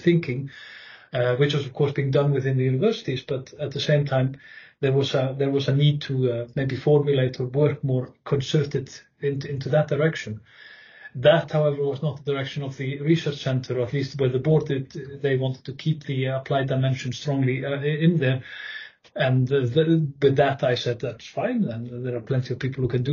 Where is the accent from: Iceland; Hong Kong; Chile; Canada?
Iceland; Northern Region; moved away as an adult; also born or lived in Durham, England; now in Wageningen, Netherlands; I'm born and raised in North Iceland